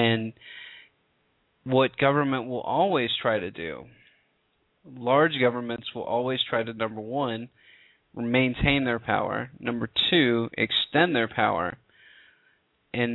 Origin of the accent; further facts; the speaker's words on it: the South, United States; I'm from the South